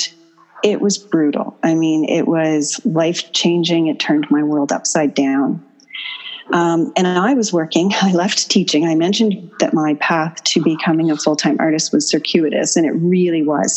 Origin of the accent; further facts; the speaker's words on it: Dartmouth, Nova Scotia, Canada; also born or lived in Bermuda; I grew up in Dartmouth.